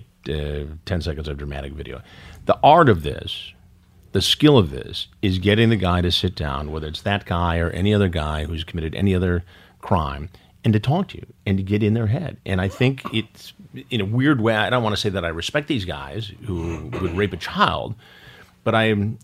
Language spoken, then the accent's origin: English; Detroit, Michigan, United States; I grew up in Detroit